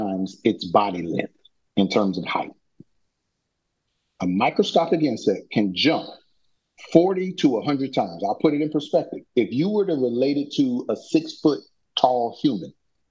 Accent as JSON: {"language": "English", "town": "Orlando", "region": "Florida", "country": "United States", "tie": "born or raised there", "said": "where we grew up in Orlando"}